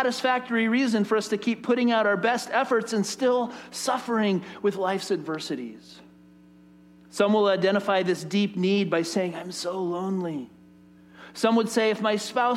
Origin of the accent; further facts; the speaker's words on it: United States; especially as American people